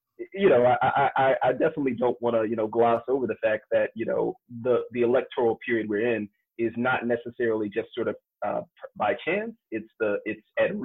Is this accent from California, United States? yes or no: no; Kenner, Louisiana, United States; moved away as an adult; also born or lived in Washington, D.C. / Philadelphia / Charleston; now in Chicago, United States; I grew up in Kenner City, and essentially it's just kind of a small, sleepy southern town in Jefferson Parish